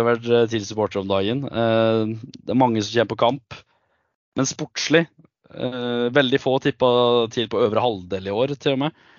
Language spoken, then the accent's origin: Norwegian; Gudbrandsdalen, Innlandet, Norway; jeg er fra Gudbrandsdalen, men jeg har to foreldre som er ifra Nord-Troms